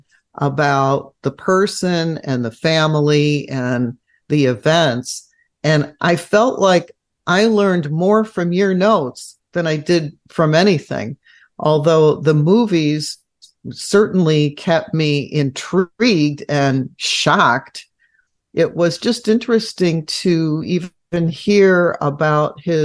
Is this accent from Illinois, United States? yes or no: yes; Chicago, Illinois, United States